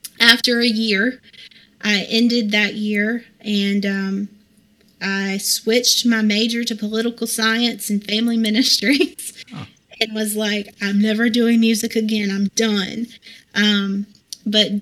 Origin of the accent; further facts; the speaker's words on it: Hickory, North Carolina, United States; now in Vale, United States; I grew up in Hickory